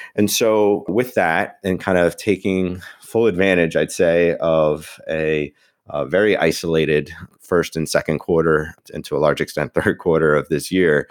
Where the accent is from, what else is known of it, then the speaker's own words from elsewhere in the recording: New York, United States; I am a New Yorker